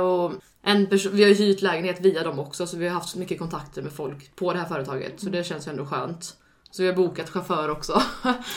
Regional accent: Alingsås, Västra Götaland, Sweden; moved away; jag är från Allingsås

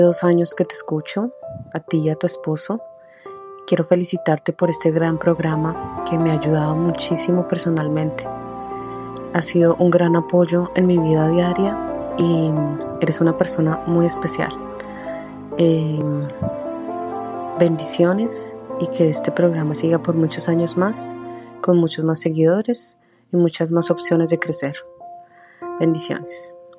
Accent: Colombia; now in Miami, United States; soy colombiana y vivo en Miami.

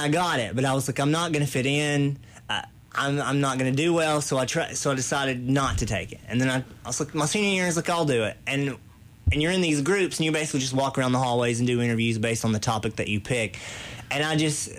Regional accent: Williamsburg, Kentucky, United States; I grew up here in Williamsburg, south end of the county, in a holler, basically, called Mud Creek.

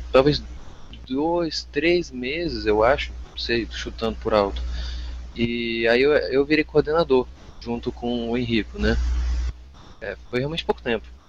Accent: Vitória, Espírito Santo, Brazil; also born or lived in Jaraguá do Sul, Santa Catarina; Eu nasci em Jaraguá do Sul, Santa Catarina, mas eu saí de lá com 4 anos e meio e vim para aqui para Vitória. Então eu sou mais capixaba do que tudo

